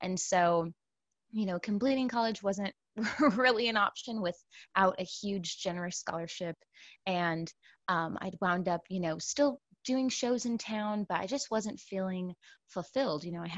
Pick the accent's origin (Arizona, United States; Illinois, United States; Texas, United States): Texas, United States; San Antonio; moved away as an adult; also born or lived in Brooklyn, New York; now in New York, United States; I hail originally from San Antonio, Texas, and I've been in New York, in Brooklyn, for about 7 years now.